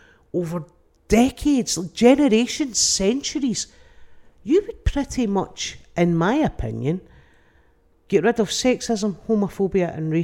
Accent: England, United Kingdom; There is that, but I am English.

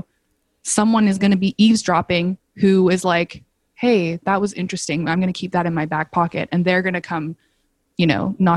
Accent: Calgary, Alberta, Canada; moved away as an adult; also born or lived in England / Hong Kong; now in Toronto, Canada; I grew up in Calgary

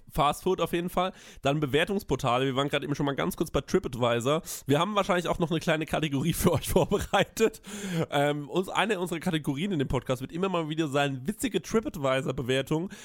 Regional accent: Aschaffenburg, Bavaria, Germany; ich bin aus Aschaffenburg

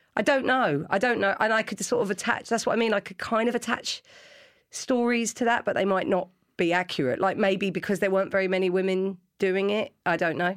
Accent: London, United Kingdom; I grew up in London

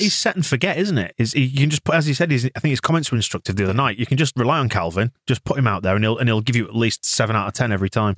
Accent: England, United Kingdom; as an Englishman

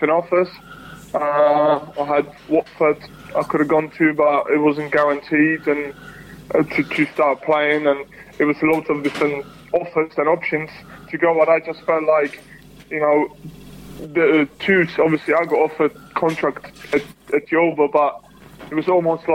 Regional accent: Czechia; moved away; also born or lived in United Kingdom; I played one game for my home country

